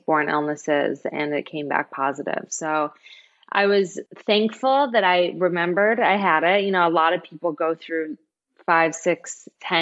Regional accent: Michigan, United States; moved away; And I'm from Michigan.

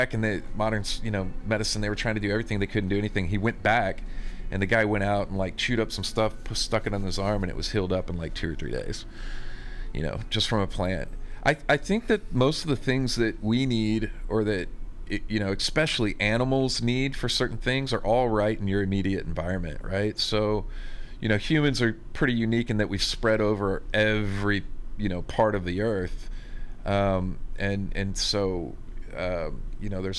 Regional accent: Texas, United States; I'm from Texas

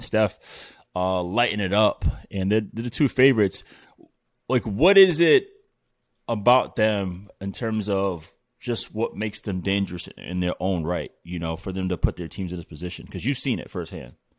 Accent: Providence, Rhode Island, United States; I'm from Providence

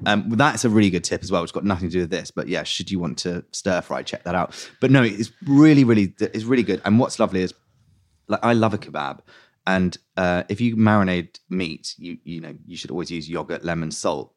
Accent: London, United Kingdom; I grew up in West London

